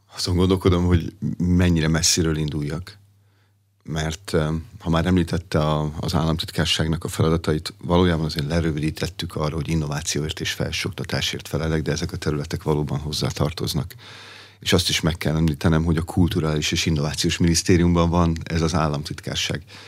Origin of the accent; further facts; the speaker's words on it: Pomáz, Pest, Hungary; Pomázon, ahol felnőttem